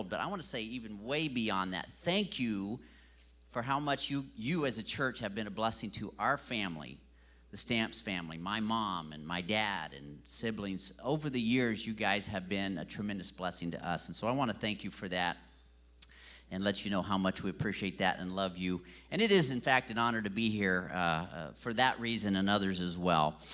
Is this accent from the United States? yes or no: no; Brazil; And so, of course, I grew up in Brazil and learned the Portuguese language there.